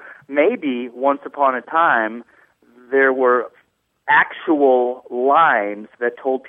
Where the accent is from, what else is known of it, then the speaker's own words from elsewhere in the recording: Texas, United States; also born or lived in Midwest / England / New York; now in Dallas, United States; I was born in the Midwest, lived there till I was about 10 years old, moved to Texas, grew up in Texas, I've traveled all over the country, lived in England for a year, and it wasn't until I lived on the Northeast, specifically in New York